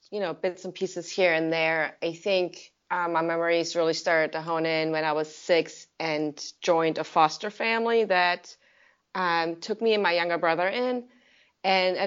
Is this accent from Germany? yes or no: yes; Germany; moved away; I'm from Germany, so the culture about alcohol is very different over there